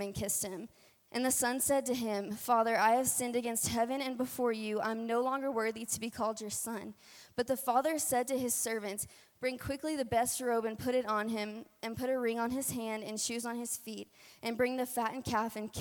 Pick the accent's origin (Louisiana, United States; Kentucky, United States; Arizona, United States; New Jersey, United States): Louisiana, United States; accent: twang; now in Colorado, United States; I am from Louisiana. So if you do hear a little bit of twang in my voice tonight, that's where it's coming from.